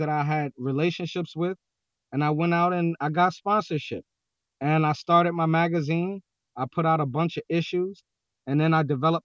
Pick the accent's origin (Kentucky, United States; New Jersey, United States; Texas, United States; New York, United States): New York, United States; New York City; I'm from New York City